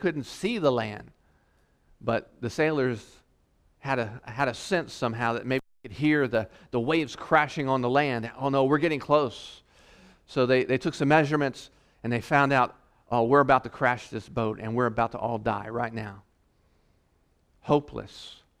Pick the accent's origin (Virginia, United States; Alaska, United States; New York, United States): Virginia, United States; also born or lived in North Carolina; You know, I came from the East Coast, Virginia, North Carolina, and we got hit with hurricanes